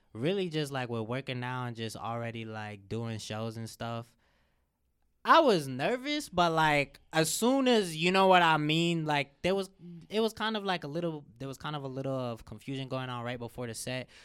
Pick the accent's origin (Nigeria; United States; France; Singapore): United States; Cincinnati, Ohio; I'm from Cincinnati